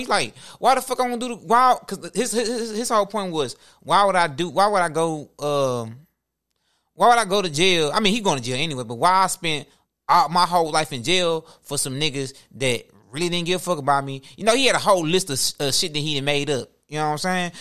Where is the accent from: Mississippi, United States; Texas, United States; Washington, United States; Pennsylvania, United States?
Texas, United States; Houston; We come from Houston.